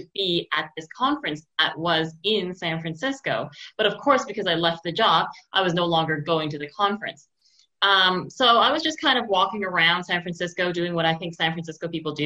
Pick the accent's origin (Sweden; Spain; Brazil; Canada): Canada; Montreal, Quebec; when I was teaching a university course this summer at Concordia in my hometown here